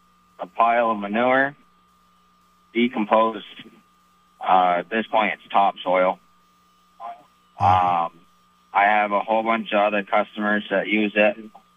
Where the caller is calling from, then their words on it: Alburgh, Vermont, United States; calling from Alberg, Vermont.